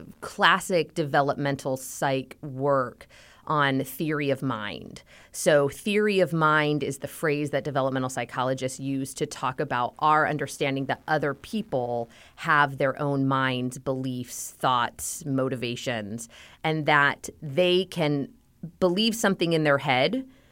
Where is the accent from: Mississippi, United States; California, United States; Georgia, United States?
California, United States; I am born and raised in Southern California, and I married my high school sweetheart in 2005.